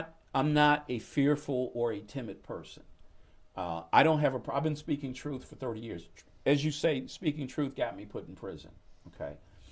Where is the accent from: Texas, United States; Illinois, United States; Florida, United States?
Illinois, United States; Chicago; I had to run as a Republican when I came from Chicago. You know, I was from Chicago, where the Democrats are controlled forever. So I came here.